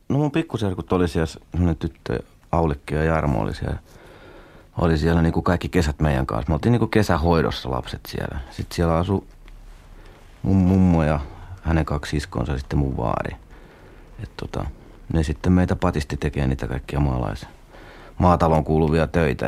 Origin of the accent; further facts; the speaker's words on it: Kangasala, Pirkanmaa, Finland; also born or lived in Vahto, Turku area, Finland; mehän tultiin niinku Turusta, eli sieltä Vahdolta tänne